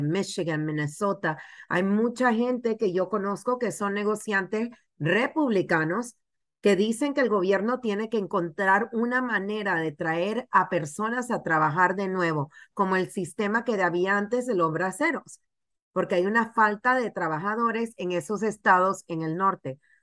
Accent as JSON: {"language": "Spanish", "country": "Panama", "moved": "yes", "lives_now": "United States", "said": "Yo vengo de Panamá, soy inmigrante"}